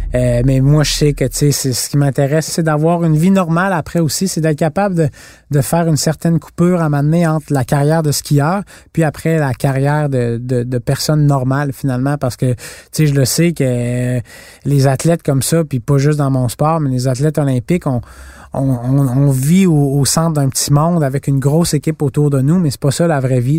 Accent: Canada; on vient du Canada

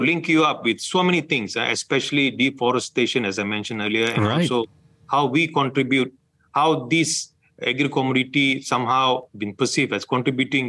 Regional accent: Malaysia

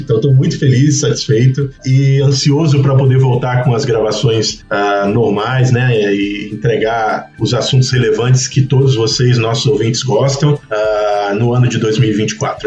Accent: Pará, Brazil; Eu sou do Pará

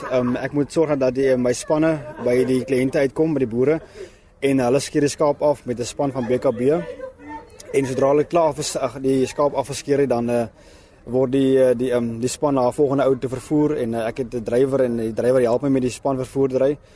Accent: Lesotho; Ek kom uit Lesotho.

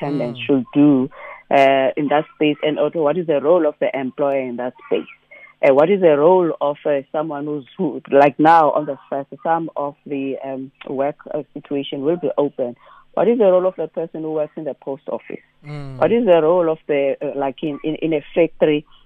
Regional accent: Eastern Cape, South Africa; now in Western Cape, South Africa; I'm also from the Eastern Cape

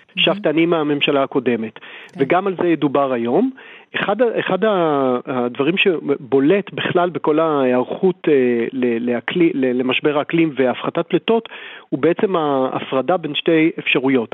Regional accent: Israel; אנחנו בתור ישראלים

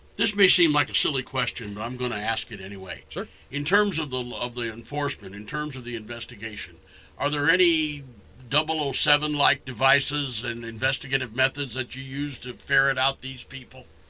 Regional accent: Indianapolis, Indiana, United States; I grew up on the east side

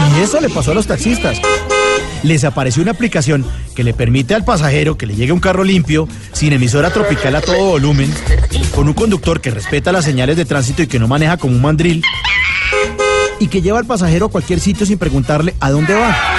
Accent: Colombia

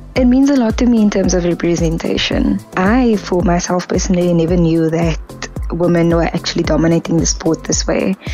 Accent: Kraaifontein, Western Cape, South Africa; So I grew up in Kraaifontein, where we have the pitch where cars would spin every Sunday.

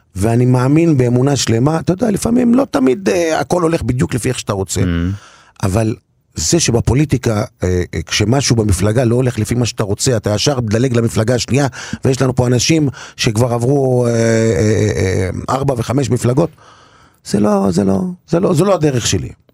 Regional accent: Kiryat Shmona, Northern District, Israel; moved away; אני בתור ילד, בבית הכנסת בקריית שמונה, אבא שלי היה גבאי של בית כנסת גדולה מאוד ומרשימה מאוד בקריית שמונה

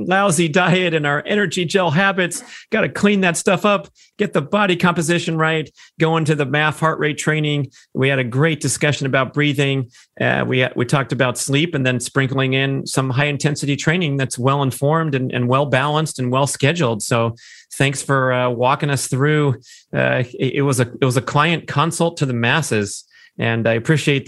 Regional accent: Los Angeles, California, United States; my hometown of Los Angeles

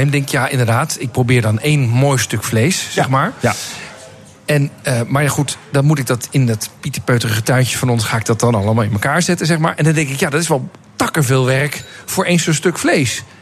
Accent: Netherlands; Zijn wij Nederlanders goed, hierin?

